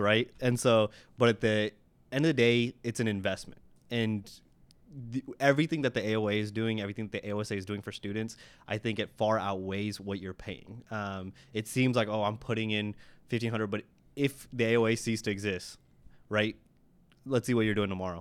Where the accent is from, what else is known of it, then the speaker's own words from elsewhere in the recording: Oklahoma, United States; I'm from Oklahoma